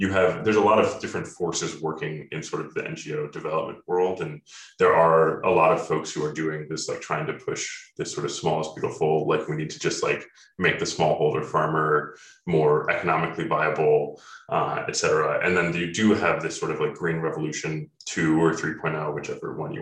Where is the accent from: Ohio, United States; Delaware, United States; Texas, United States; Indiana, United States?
Ohio, United States; I grew up in Ohio